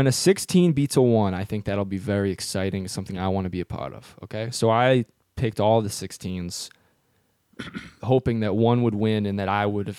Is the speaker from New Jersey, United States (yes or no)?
yes; Trenton, New Jersey, United States; I'm a Rust Belt sympathizer, you know. I grew up near Trenton